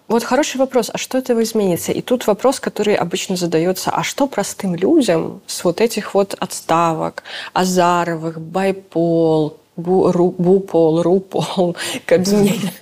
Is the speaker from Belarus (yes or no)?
yes; Belarus; moved away; мы тоже белорусы. Да, мы в эмиграции, да, мы там. Но ну, мы тоже белорусы